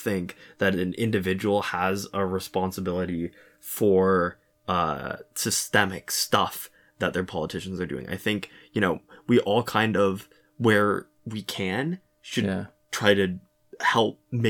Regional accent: Russia; first language Russian; English is a second language; I'm from Russia and I speak Russian, which feels weird to admit with, quote, the current situation.

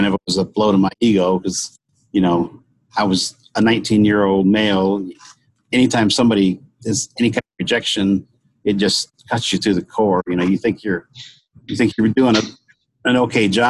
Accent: Michigan, United States; my hometown in Michigan

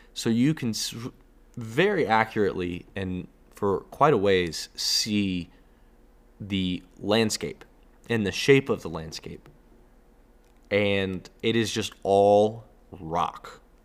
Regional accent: Texas, United States; as a Texan myself

